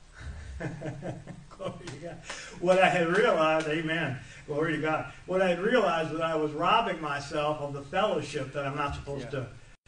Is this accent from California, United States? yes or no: no; Wisconsin, United States; moved away as an adult; now in Mississippi, United States; I'm from Wisconsin